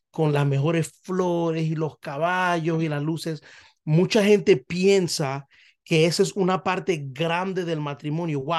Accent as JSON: {"language": "Spanish", "country": "Panama", "said": "ella es puertorriqueña, yo soy panameño, vemos el mundo totalmente"}